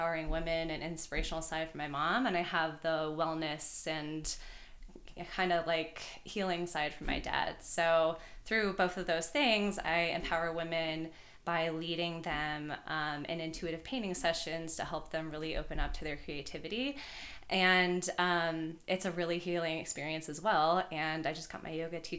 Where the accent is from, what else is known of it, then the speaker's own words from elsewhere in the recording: Marietta, Georgia, United States; I am from Marietta, Georgia. It's right outside of Atlanta.